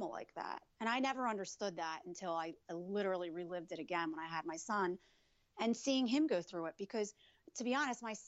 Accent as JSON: {"language": "English", "region": "New Jersey", "country": "United States", "tie": "born or raised there", "said": "I was born in New Jersey"}